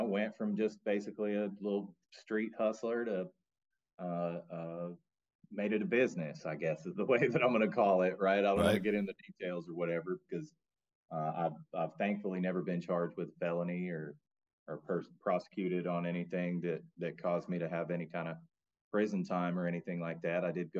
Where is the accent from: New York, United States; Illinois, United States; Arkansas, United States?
Arkansas, United States; Hot Springs; also born or lived in United Kingdom; now in Fayetteville, United States; I'm from Fayetteville, Arkansas. I'm actually originally from the Hot Springs area.